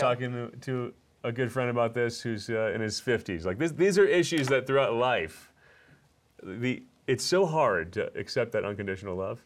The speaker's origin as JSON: {"language": "English", "region": "New Jersey", "country": "United States", "said": "I'm from New Jersey."}